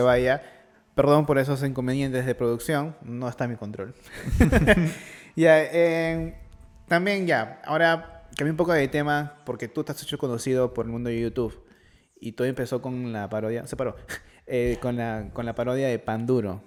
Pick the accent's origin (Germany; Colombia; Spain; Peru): Peru